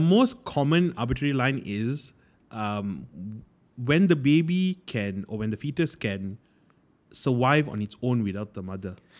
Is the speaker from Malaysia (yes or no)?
yes; Malaysia; we as Malaysians, I as a Malaysian